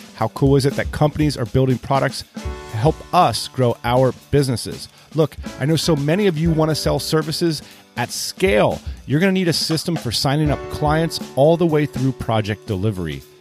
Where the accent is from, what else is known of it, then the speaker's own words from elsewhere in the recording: Lititz, Pennsylvania, United States; I grew up in Lititz, Pennsylvania.